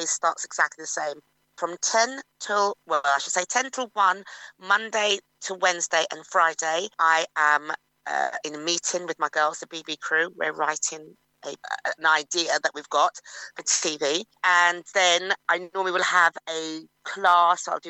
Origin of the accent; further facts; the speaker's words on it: London, United Kingdom; I grew up in Finchley Park